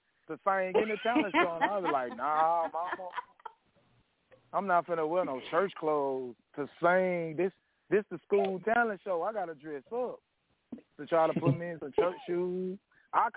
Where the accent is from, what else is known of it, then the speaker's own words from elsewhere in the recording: Shreveport, Louisiana, United States; I'm from the South. I'm from Shreveport, Louisiana.